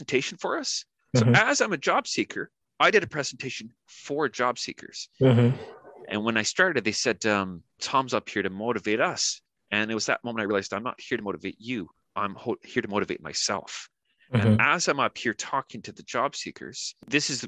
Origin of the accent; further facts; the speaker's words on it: Canada; first language English; moved away as an adult; now in New Zealand; I'm from Canada originally, and now I'm living in New Zealand, and I've been here the better part of 4 years